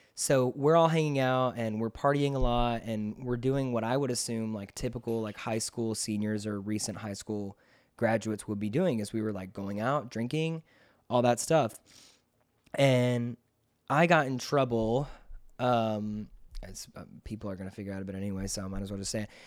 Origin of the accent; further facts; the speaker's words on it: McDonough, Georgia, United States; also born or lived in Rockdale, Georgia; I was raised in nearby McDonough, Georgia